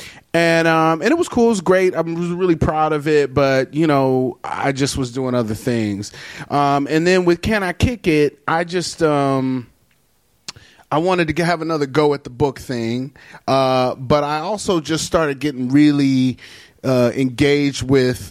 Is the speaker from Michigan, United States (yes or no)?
yes; Detroit, Michigan, United States; I'm also from Detroit